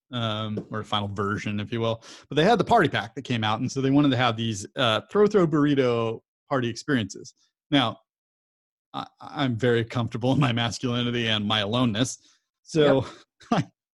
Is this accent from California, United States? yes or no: yes; Southern California, United States; growing up in SoCal